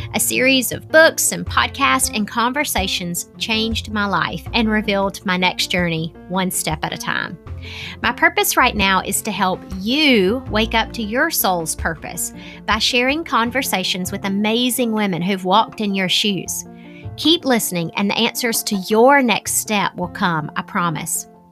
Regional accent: the South, United States; accent: Southern; that's my Southern accent

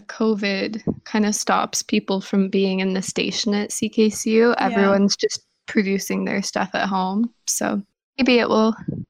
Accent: Alberta, Canada; now in Montreal, Canada; I'm from Alberta originally. It's a big part of my personality is that I'm from the prairies.

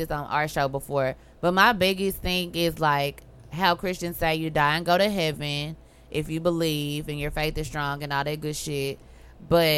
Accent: Los Angeles, California, United States; moved away; also born or lived in Dallas, Texas; I was born in California, Los Angeles to be exact. And I was raised by my mom, and my dad was in my household for a while before I moved to Dallas

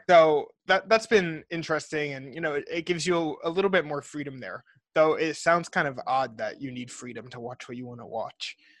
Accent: New Jersey, United States; we're both from Jersey.

